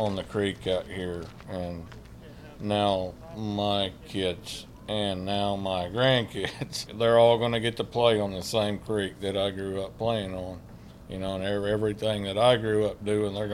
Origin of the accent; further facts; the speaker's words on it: Oklahoma, United States; I was born in Busk, Oklahoma, but I grew up in the house next door. So this was my grandparents' house